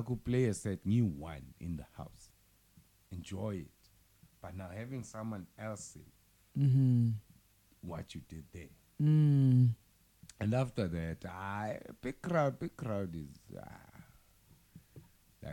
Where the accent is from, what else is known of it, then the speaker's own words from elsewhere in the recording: Johannesburg, Gauteng, South Africa; I'm from Joburg